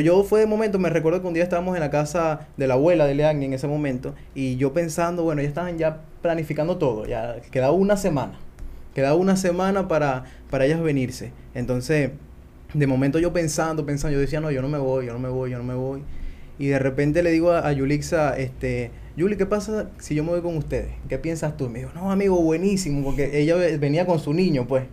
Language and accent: Spanish; Venezuela; moved away as an adult; yo no voy a salir nunca de Venezuela, me siento tranquilo, mi familia